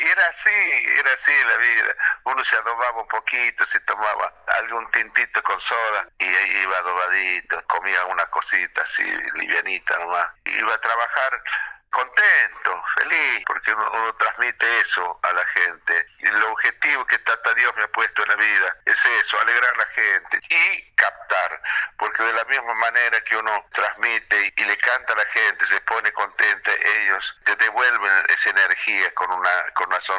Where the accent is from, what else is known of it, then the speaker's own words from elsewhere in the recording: Jujuy, Argentina; now in Buenos Aires, Argentina; aquí en Buenos Aires, porque me vine de allá de Jujuy porque estaba habiendo muchos casos